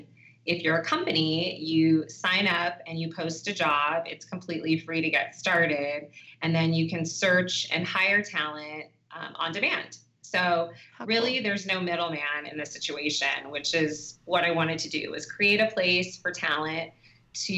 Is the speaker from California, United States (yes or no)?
yes; Los Angeles, California, United States; I'm actually originally from Los Angeles, California